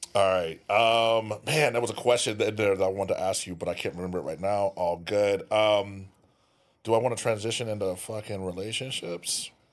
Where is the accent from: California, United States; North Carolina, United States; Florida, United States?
California, United States; I'm from there too